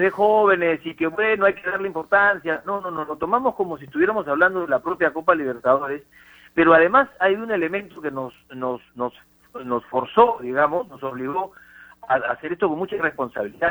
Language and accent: Spanish; Peru; uno peruano